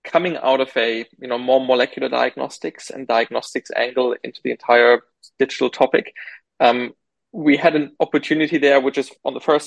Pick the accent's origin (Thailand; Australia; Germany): Germany; moved away as an adult; now in United Kingdom; I grew up in Germany